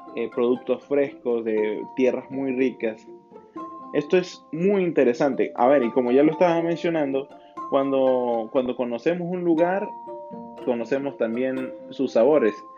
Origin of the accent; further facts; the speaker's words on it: Venezuela; mi país, Venezuela